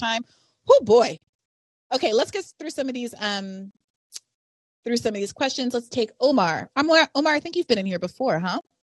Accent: Kenya; moved away; when I was growing up in Kenya

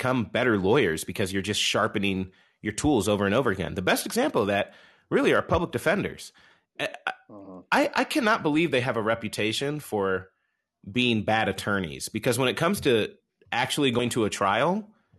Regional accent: Southern Illinois, United States; I'm from Southern Illinois. I'm from the country.

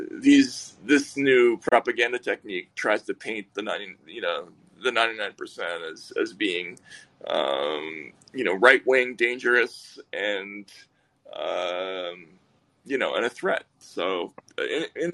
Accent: Boston, Massachusetts, United States; we're both from Boston. We have some shared roots.

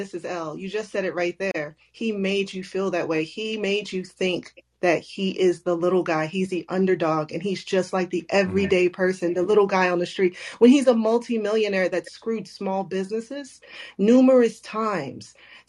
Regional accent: Germany; also born or lived in Chicago, United States; I was born here in the U.S., but I was raised in Germany. But I was born in Chicago, Illinois.

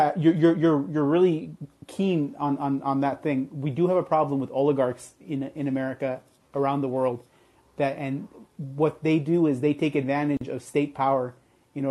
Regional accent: Southern California, United States; I'm from Southern California

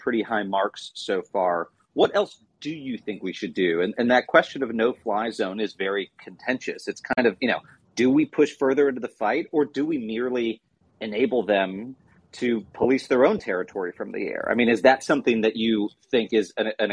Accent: Chicagoland area, Illinois, United States; We are both Midwesterners from the Chicagoland area

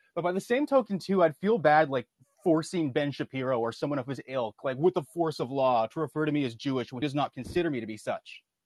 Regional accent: Canada; I'm Canadian

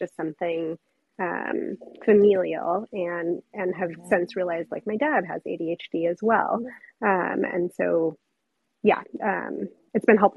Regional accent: New Mexico, United States; I'm from New Mexico. I didn't grow up with a lot of other Jewish people around me

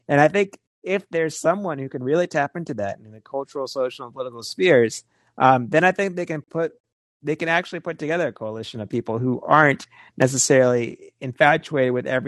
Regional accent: Deep South, United States; I grew up in the Deep South as well, as we were having a lot of debates about these things.

